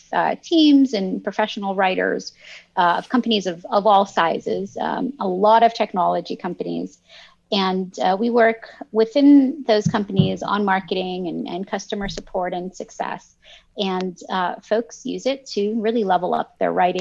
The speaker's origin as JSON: {"language": "English", "country": "Canada", "tie": "born or raised there", "also_born_or_lived": "Lebanon", "second_language": "English", "said": "my family immigrated from Lebanon to Canada when I was in kindergarten."}